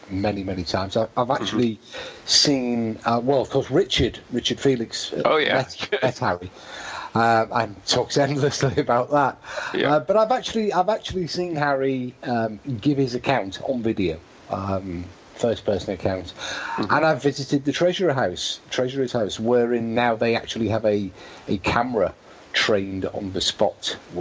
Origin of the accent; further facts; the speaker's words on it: Cheshire, North West England, United Kingdom; My part of the world, I'm from Cheshire.